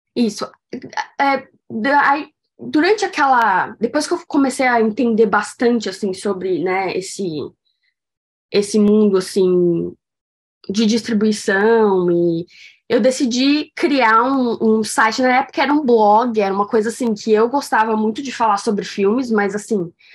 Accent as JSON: {"language": "Portuguese", "region": "São Paulo", "country": "Brazil", "tie": "born or raised there", "moved": "yes", "said": "eu nasci em São Paulo"}